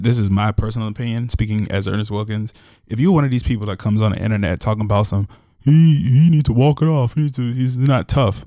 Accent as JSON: {"language": "English", "town": "Chicago", "region": "Illinois", "country": "United States", "said": "as a Chicagoan"}